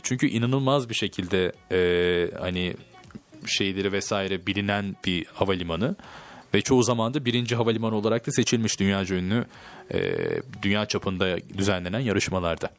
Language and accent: Turkish; Turkey; Türk'üm Fransız değilim